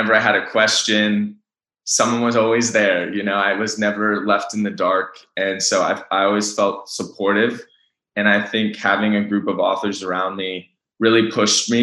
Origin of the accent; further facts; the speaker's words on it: Bay Area, California, United States; moved away as an adult; also born or lived in Los Gatos; now in Los Angeles, United States; I was born and raised in the Bay Area.